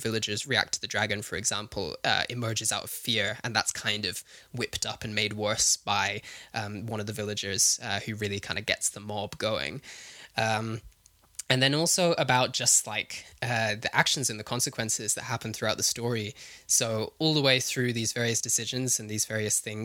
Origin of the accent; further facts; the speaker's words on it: Herefordshire, West Midlands, United Kingdom; I grew up in Herefordshire, which is on the English side of the Welsh border, down in the southwest of England.